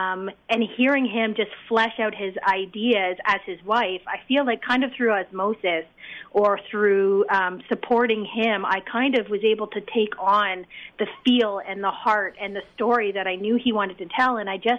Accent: Canada; I am Canadian, yes. I did go to USC, so I am a Trojan. but I'm Canadian, and everyone in the cast is Canadian.

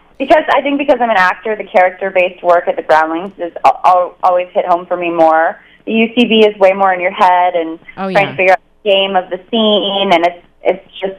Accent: Northern California, United States; now in Los Angeles, United States; I'm such a California girl. I grew up in NorCal.

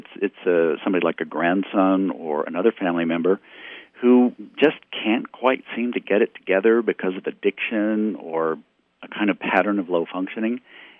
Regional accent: Missouri, United States; certainly here in my home state in Missouri

